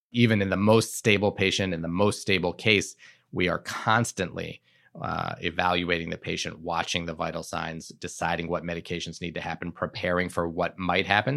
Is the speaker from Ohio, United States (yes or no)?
yes; Shaker Heights, Ohio, United States; moved away as an adult; also born or lived in Providence, Rhode Island; I grew up outside of Cleveland, Ohio, in a suburb called Shaker Heights